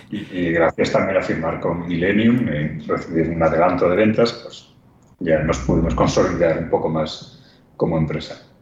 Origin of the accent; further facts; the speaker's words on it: Spain; increíblemente, siendo españoles.